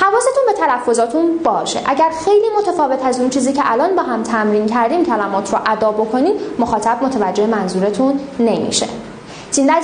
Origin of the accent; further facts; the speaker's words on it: Iran; به عنوان یک ایرانی اصیل